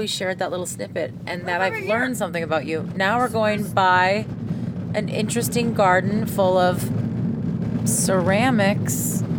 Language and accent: English; Saskatchewan, Canada; moved away; I grew up in Saskatchewan where there's lots of driving involved.